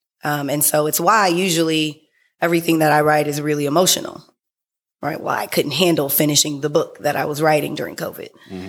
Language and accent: English; San Francisco, California, United States; also born or lived in San Diego; I was born in San Diego. I didn't spend very much time there. Mm-hmm. So I was definitely raised in San Francisco.